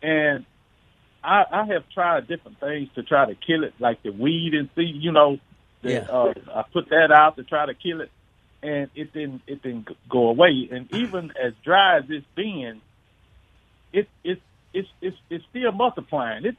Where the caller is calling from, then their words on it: Vossburg, Mississippi, United States; I'm calling from Mossburg, Mississippi